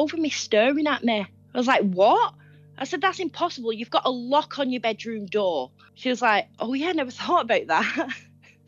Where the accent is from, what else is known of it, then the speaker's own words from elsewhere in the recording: North West England, United Kingdom; I'm from northwest of England